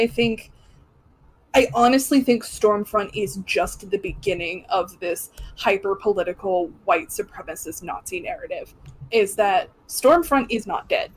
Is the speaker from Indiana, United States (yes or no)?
yes; Indiana, United States; I'm from Indiana